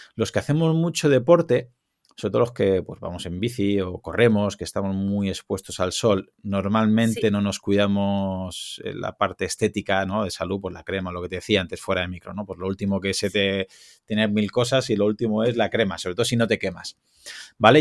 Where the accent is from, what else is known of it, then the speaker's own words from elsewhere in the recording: Alicante, Valencian Community, Spain; yo soy de Alicante